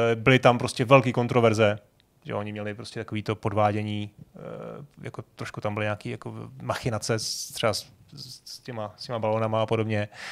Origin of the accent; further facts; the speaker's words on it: Prague, Czechia; já jsem z Vršovic